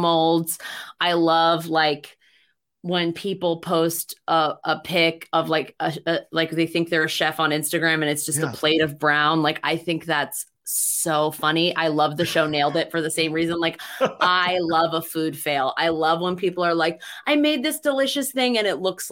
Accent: Maryland, United States; I'm not even from a crabby place in Maryland. I'm not from the Eastern Shore or, Ocean City or anything. But it was a staple of my life. And we would go to Orioles games when I was a kid

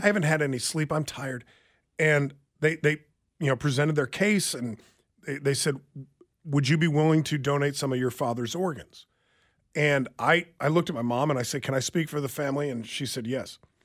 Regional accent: Lansing, Kansas, United States; He, he and I grew up together in Lansing.

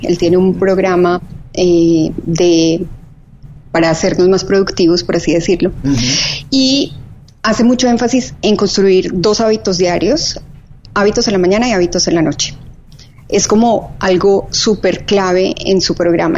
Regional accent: Medellín, Antioquia, Colombia; moved away as an adult; also born or lived in Bogotá / Spain / Mexico City; now in Miami, United States; originalmente somos de Medellín, vivimos también en Bogotá, yo viví en un tiempo en España

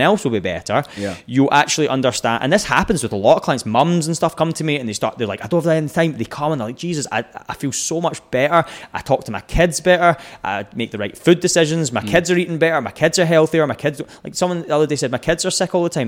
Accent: Scotland, United Kingdom; moved away as an adult; also born or lived in Texas; I'm Scottish

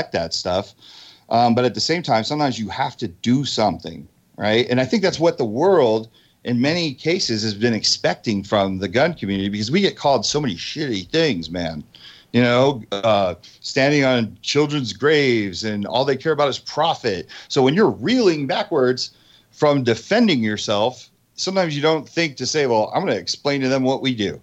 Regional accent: New Jersey, United States; I'm from Jersey

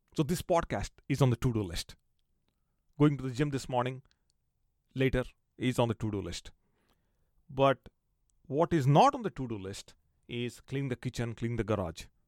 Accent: India; growing up in India

